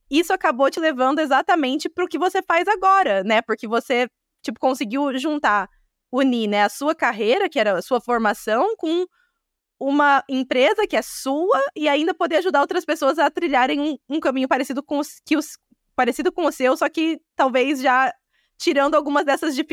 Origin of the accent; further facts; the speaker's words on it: Brazil; eu lembro quando eu cheguei, eu tinha visto de estudante como brasileira, e quando eu tirei a minha cidadania portuguesa